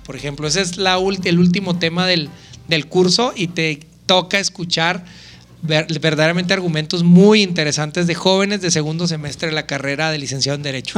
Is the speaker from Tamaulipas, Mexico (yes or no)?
no; Chihuahua, Mexico; Soy originario, fíjate que yo nací en la colonia Santa Rosa